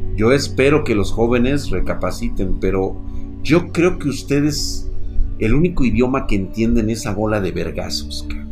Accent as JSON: {"language": "Spanish", "country": "Mexico", "said": "nosotros como mexicanos"}